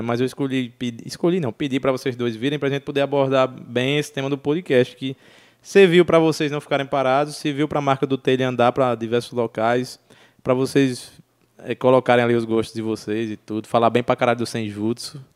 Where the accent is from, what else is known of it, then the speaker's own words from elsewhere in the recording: Juazeiro do Norte, Ceará, Brazil; moved away; also born or lived in Breves; eu nasci em Juazeiro, bicho, e eu tenho uma sensação de pertencimento enorme ali àquela cena